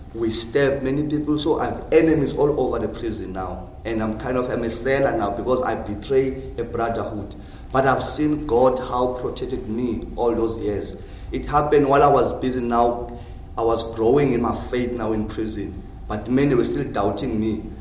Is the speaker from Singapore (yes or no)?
no; Cape Town, Western Cape, South Africa; also born or lived in Johannesburg; I was born in Johannesburg. Yeah, but I moved when I was young in Cape Town. So almost of my life was spent inside of Cape Town.